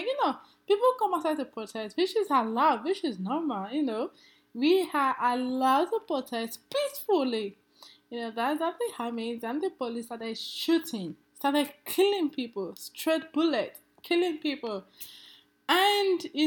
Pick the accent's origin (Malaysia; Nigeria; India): Nigeria; moved away; my home country, in Nigeria